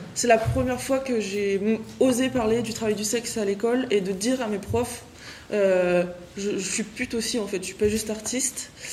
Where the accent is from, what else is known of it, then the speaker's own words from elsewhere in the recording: France; moi je viens de France